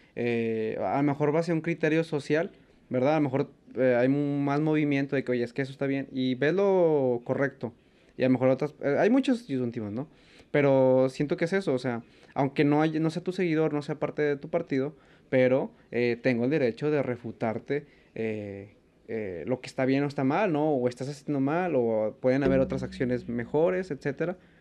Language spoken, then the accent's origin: Spanish; Mexico; como mexicano